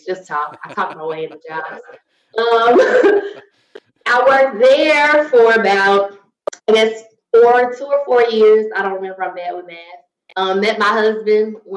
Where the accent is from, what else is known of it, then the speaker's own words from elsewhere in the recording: Chicago, Illinois, United States; moved away as an adult; also born or lived in Washington, D.C.; I'm from Chicago, very country.